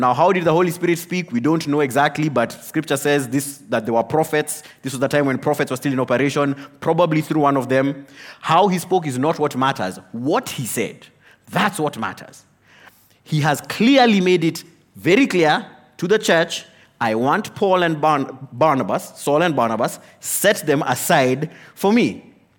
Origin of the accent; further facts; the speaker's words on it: Kenya; I am a Kenyan